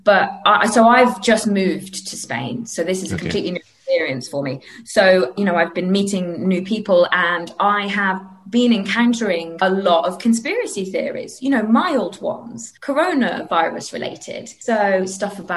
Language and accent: English; United Kingdom; as a British person